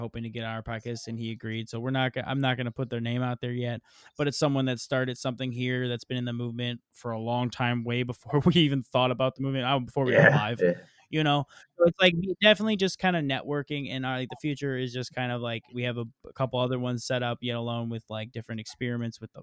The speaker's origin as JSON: {"language": "English", "region": "Michigan", "country": "United States", "said": "I'm from Michigan"}